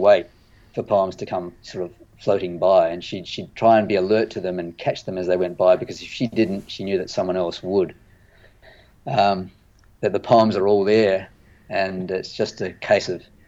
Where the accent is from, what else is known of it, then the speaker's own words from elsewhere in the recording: Adelaide, South Australia, Australia; moved away; also born or lived in Pittsburgh; I grew up in Adelaide